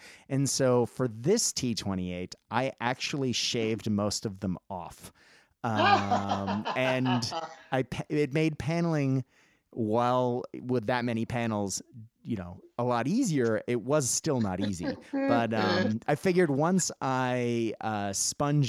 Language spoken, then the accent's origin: English; Boston, Massachusetts, United States; also born or lived in Japan; I grew up in Boston